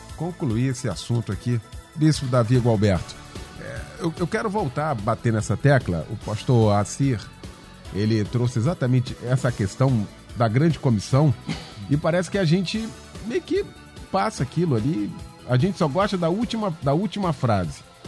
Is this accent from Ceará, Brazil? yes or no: no; Gardênia, Rio de Janeiro, Brazil; Me lembro quando era criança pequena aqui na Gardênia